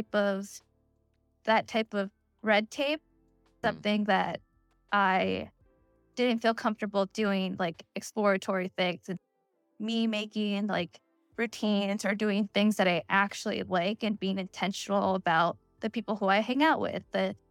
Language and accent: English; Pennsylvania, United States; I grew up in Pennsylvania and I was like one of the few brown kids there